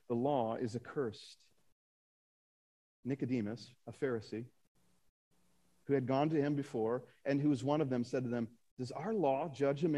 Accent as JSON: {"language": "English", "town": "Akron", "region": "Ohio", "country": "United States", "said": "I'm from Akron"}